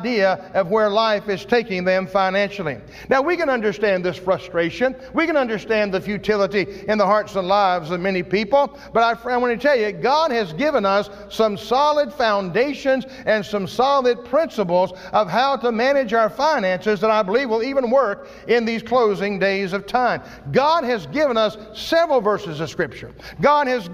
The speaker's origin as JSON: {"language": "English", "country": "United States", "said": "As an American, as a Christian living in America"}